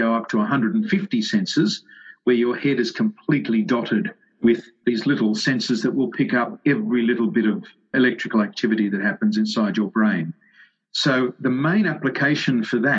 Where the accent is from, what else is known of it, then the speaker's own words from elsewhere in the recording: Sydney, New South Wales, Australia; I grew up in the western suburbs of Sydney.